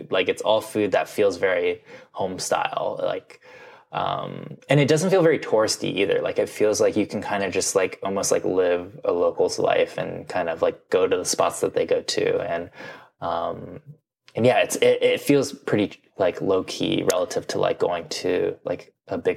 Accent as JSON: {"language": "English", "region": "Midwest", "country": "United States", "tie": "born or raised there", "said": "growing up in the Midwest, which was like, yeah, I loved processed cereals"}